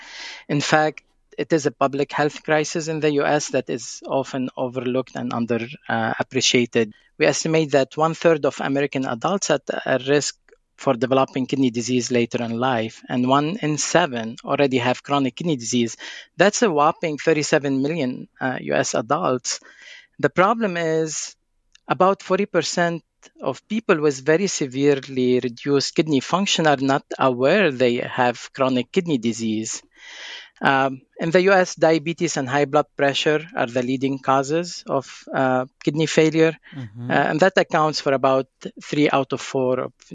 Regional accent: Lebanon; now in United States; I'm originally from Lebanon

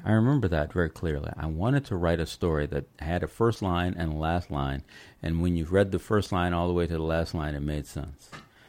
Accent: Los Angeles, California, United States; I'm from Los Angeles, so I go up to Santa Cruz all the time.

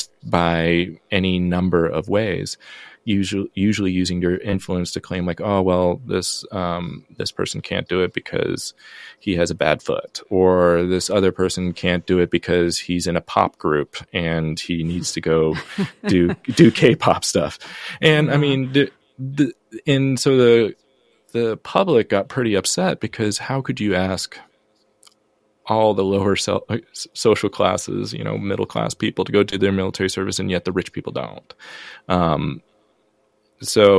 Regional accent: United States; first language English; moved away as an adult; also born or lived in South Korea; now in Iowa, United States; as an American living in Korea, even though I lived there for a long time and my mother's family is from there

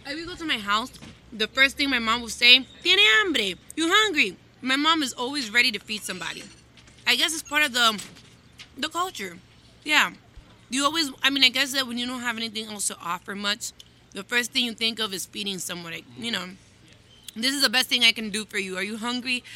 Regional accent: Miami, Florida, United States; born and raised in Miami

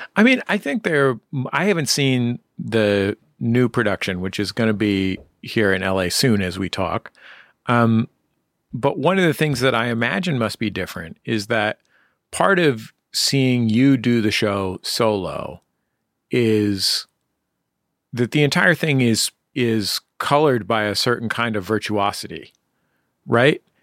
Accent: San Francisco, California, United States; my San Francisco mouth

